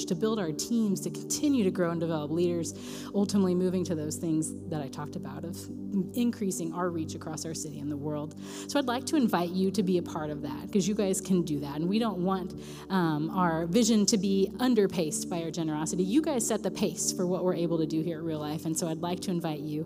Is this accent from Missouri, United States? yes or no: yes; Raytown, Missouri, United States; I'm from Raytown. I don't say y'all